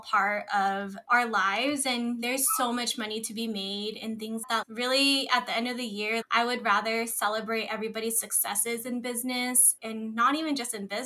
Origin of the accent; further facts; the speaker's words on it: Philippines; yes, I am Filipino. And yes, I try to be as much as part of my culture as possible.